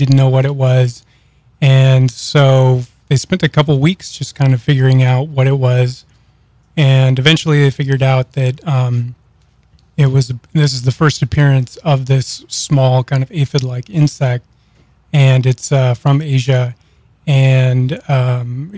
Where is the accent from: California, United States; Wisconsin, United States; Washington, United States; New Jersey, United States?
Washington, United States; Bremerton; moved away as an adult; now in Louisiana, United States; I'm from Bremerton, Washington, and I've been for the last 10 years working for my kind of hometown newspaper